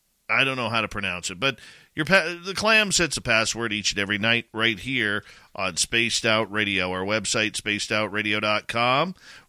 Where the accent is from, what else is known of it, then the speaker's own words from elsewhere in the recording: Vancouver, British Columbia, Canada; I'm from Vancouver, who the hell are you? Kind of thing.